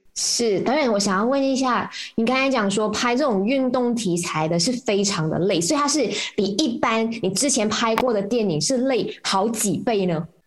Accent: Malaysia; 我们马来西亚人

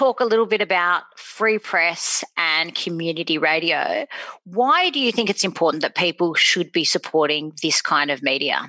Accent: Sydney, New South Wales, Australia; also born or lived in Randwick / Bondi; I'm born and bred in Bronte. The furthest south I've ever lived is Randwick. And the furthest north I've lived is Bondi.

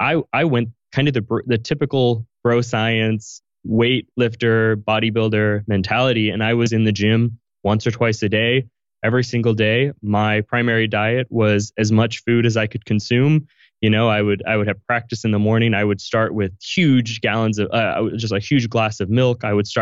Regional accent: Chicago, Kansas, Midwest, United States; I've lived everywhere throughout the US. So I'll take you through my story, but I grew up in Chicago and lived in Kansas for 10 years. So I grew up in the Midwest

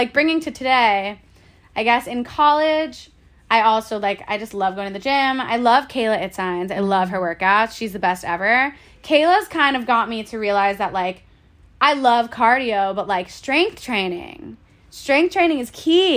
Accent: Boca Raton, Florida, United States; moved away as an adult; now in New York, United States; I grew up in Boca Raton, Florida. I went to school there, moved to New York

